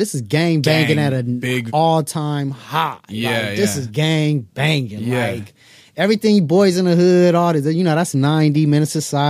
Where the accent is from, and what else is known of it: Inglewood, California, United States; born or raised there; also born or lived in Palms, Los Angeles